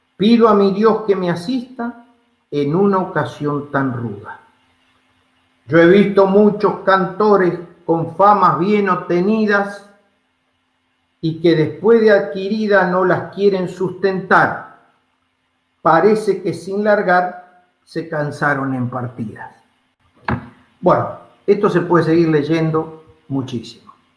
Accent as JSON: {"language": "Spanish", "country": "Argentina", "said": "los argentinos, como argentinos, como latinoamericanos que somos"}